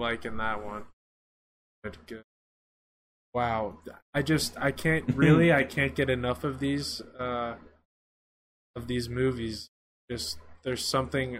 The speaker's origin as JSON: {"language": "English", "region": "South Florida", "country": "United States", "tie": "born or raised there", "said": "growing up in South Florida"}